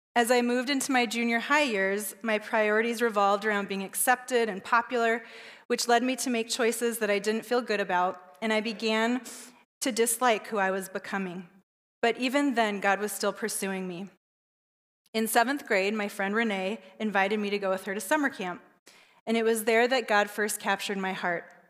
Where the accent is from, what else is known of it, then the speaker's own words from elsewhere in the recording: Southern California, United States; I was raised in Southern California